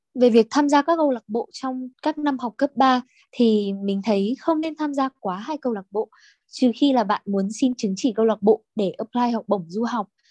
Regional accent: Bac Ninh, Vietnam; mình đến từ Bắc Ninh

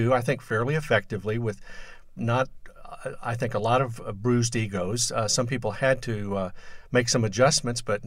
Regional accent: Dallas, Texas, United States; moved away as an adult; also born or lived in Austin, Texas; now in Brownsville, United States; I grew up in Dallas

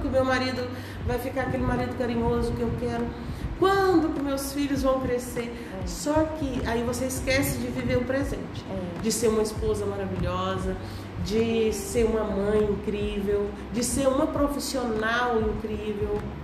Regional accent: Brasília, Federal District, Brazil; moved away as an adult; also born or lived in Goiás / Finland; sou goiana, nasci no Goiás, morei minha vida toda em Brasília

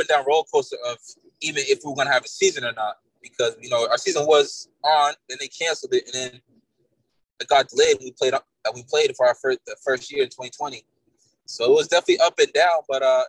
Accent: Billerica, Massachusetts, United States; I'm from Billerica, Mass. Pretty much grew up there. I wasn't born there, but I grew up there most of my life

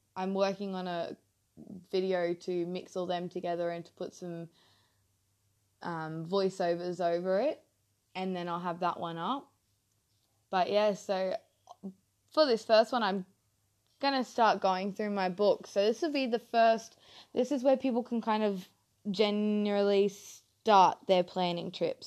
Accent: Mackay, Queensland, Australia; moved away as an adult; now in North Queensland, Australia; I'm originally from Mackay, down south, just a little bit down south

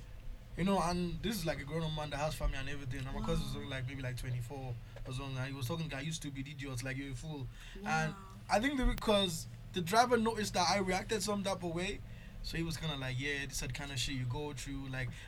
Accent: Nigeria; also born or lived in Clondalkin, Dublin, Ireland; now in Ireland; I'm from Nigeria

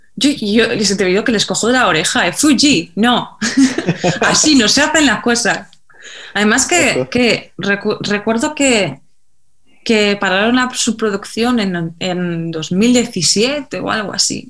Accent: Mallorca, Balearic Islands, Spain; yo soy de Mallorca

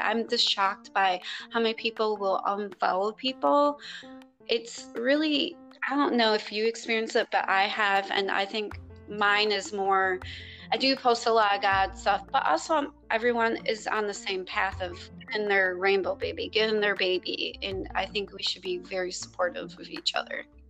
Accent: Chicago, Illinois, United States; moved away as an adult; also born or lived in Wisconsin; now in Texas, United States; I'm from Chicago

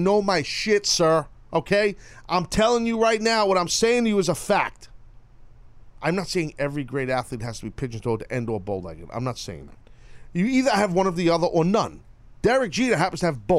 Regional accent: New York, United States; I'm a New Yorker

